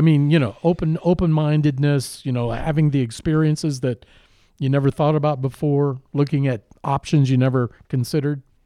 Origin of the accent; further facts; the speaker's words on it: Iowa, United States; growing up in Iowa